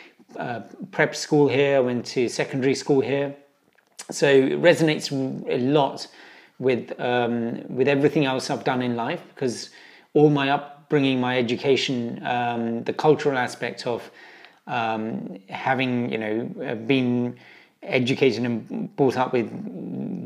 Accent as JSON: {"language": "English", "region": "London", "country": "United Kingdom", "tie": "born or raised there", "also_born_or_lived": "Punjab, India / China / Dubai / Geneva", "said": "I'm proud to be a South Londoner. I've lived and worked in South London ever since I was 4 years old."}